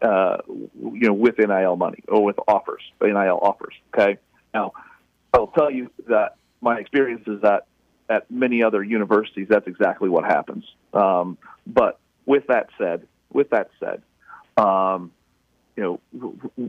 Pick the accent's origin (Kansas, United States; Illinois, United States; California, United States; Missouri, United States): Missouri, United States; I grew up in the Show Me State in Missouri